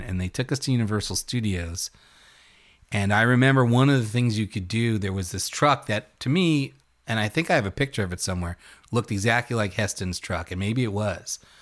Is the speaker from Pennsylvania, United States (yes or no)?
no; New York City, New York, United States; my hometown of Brooklyn at The Midwood, which was my home theater